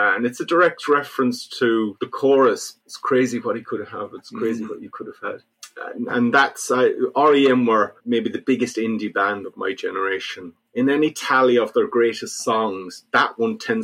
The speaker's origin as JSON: {"language": "English", "area": "North Mayo", "region": "Connacht", "country": "Ireland", "tie": "born or raised there", "also_born_or_lived": "London", "said": "we used to come home in the summer to visit my mum's place in North Mayo"}